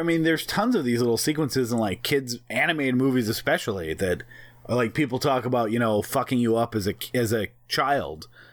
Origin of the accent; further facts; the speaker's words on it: New York, United States; accent: New York; our New York accents